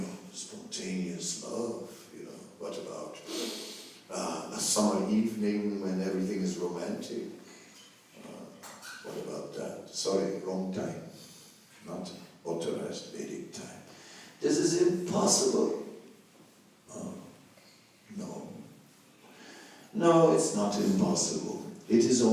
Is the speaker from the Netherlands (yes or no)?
yes; Netherlands; I am from the Netherlands